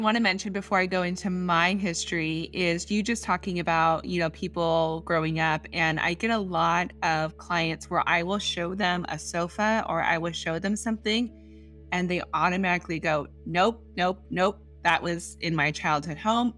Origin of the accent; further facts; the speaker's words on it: San Diego, California, United States; I grew up in San Diego, but I travel. I I was born in Northern California, and came down here, and we came down to San Diego